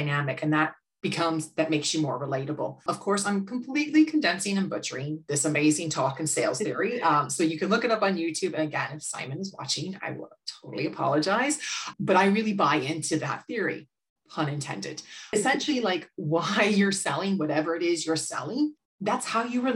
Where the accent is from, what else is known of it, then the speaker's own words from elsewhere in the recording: United States; accent: American; now in Ireland; you could tell from my accent, I'm American.